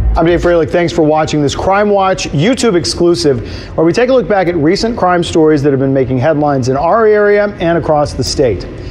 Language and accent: English; Utah, United States; We're all from Utah